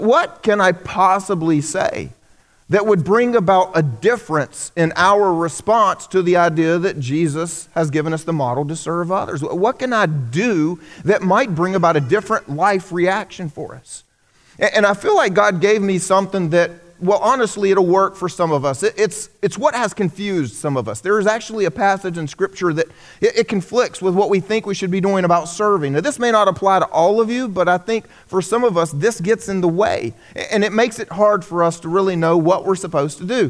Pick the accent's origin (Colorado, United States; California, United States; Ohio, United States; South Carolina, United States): South Carolina, United States; I grew up here in the South. I'm a South Carolinian, native South Carolinian